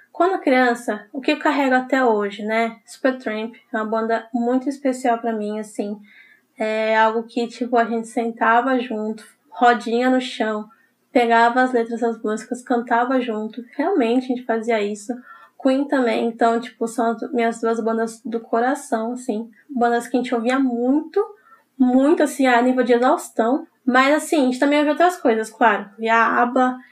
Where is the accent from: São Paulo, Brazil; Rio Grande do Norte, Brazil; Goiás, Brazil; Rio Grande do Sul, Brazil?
São Paulo, Brazil; eu sou de São Paulo